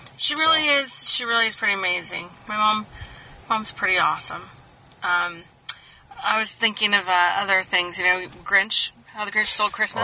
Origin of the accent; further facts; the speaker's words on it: Kansas, United States; I grew up in Kansas.